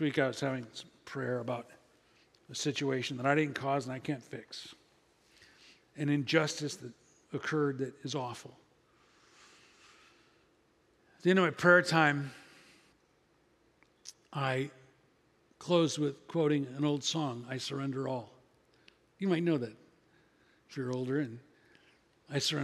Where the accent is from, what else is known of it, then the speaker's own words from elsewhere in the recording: Midwest, United States; I'm from the Midwest